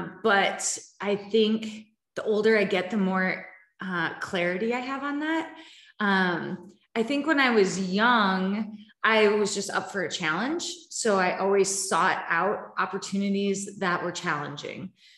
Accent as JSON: {"language": "English", "region": "Wisconsin", "country": "United States", "tie": "born or raised there", "said": "I was born and raised in Wisconsin on a farm."}